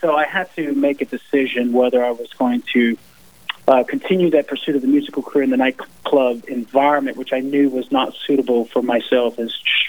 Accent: Southern Louisiana, United States; I am from Southern Louisiana, come from a music background.

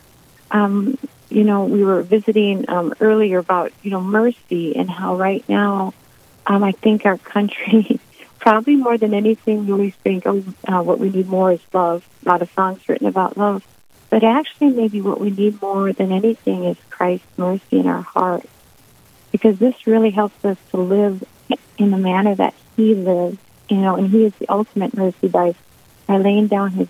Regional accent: South Dakota, United States; moved away as an adult; also born or lived in Bowdle, South Dakota / Mobridge, South Dakota; now in Mandan, United States; I grew up in South Dakota

